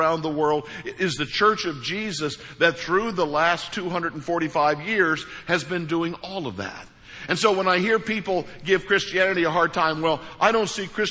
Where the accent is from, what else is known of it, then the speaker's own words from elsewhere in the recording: Missouri, United States; I'm from Missouri